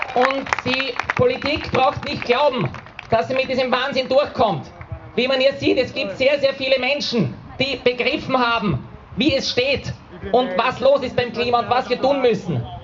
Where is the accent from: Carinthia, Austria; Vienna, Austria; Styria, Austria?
Vienna, Austria; hier bei uns in Wien